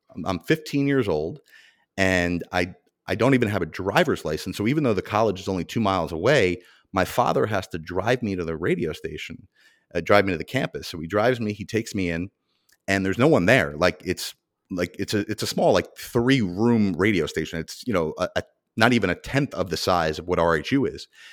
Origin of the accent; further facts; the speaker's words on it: Mahwah, New Jersey, United States; my hometown of Mahwah, New Jersey